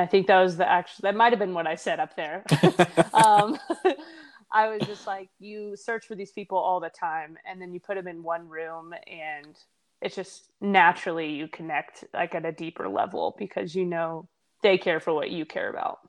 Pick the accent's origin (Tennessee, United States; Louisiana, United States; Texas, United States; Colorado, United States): Tennessee, United States; moved away; I'm from Tennessee originally